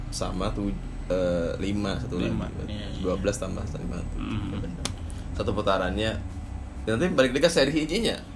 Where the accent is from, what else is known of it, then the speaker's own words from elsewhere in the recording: Bandung, West Java, Indonesia; Karena kami orang Bandung.